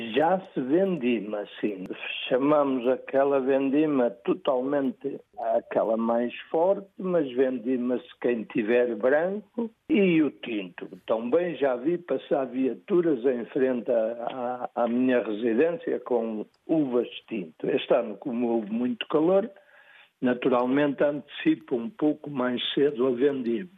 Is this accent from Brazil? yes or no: no; Barcelos, North, Portugal; moved away; also born or lived in Douro; não sou douriense, sou minhoto, sou do Conselho de Barcelos